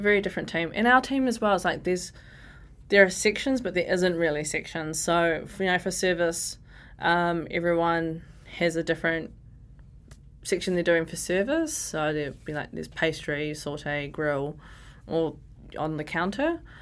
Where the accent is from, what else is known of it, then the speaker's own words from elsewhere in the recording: Porirua, Wellington, New Zealand; I grew up in Ascot Park, Nen, my grandma lives in Cannon's Creek